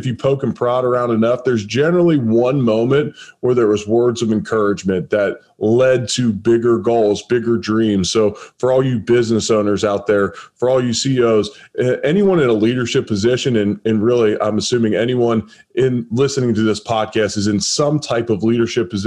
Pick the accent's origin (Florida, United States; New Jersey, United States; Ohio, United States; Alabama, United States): Ohio, United States; Cincinnati; I'm originally from Cincinnati